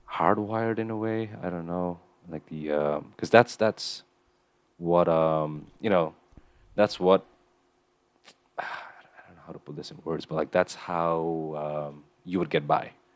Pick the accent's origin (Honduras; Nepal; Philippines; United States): Nepal; Kathmandu; moved away; growing up in Nepal